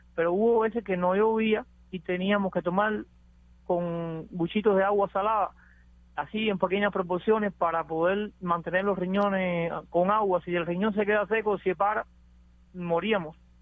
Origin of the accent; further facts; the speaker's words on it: Cuba; moved away as an adult; now in United States; antes de yo salir de Cuba, yo me agarra la lancha de la frontera ahí cerca de donde yo vivo